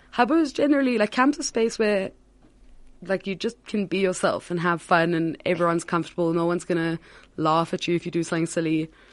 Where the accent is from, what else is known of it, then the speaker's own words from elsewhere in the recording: Cape Town, Western Cape, South Africa; I'm originally from Cape Town. I w, grew up at Herzliya